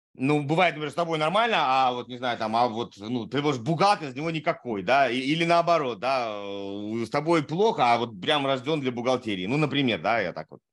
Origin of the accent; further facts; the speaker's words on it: Saratov, Saratov Oblast, Russia; я из Саратова